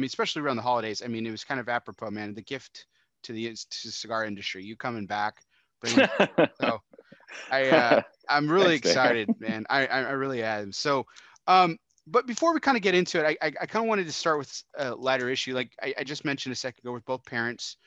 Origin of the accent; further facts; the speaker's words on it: Texas, United States; I'm from Texas.